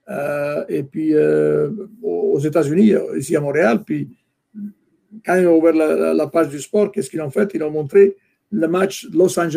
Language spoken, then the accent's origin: French; Italy; moved away; Moi, je venais d'Italie, je pense, en 1974, c'était les années 80, début des années 80. J'avais cette culture de soccer, football en Italie.